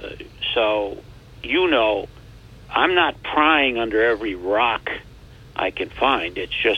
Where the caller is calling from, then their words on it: Binghamton, New York, United States; from Binghamton, as warm as the toast that came out of your toaster this morning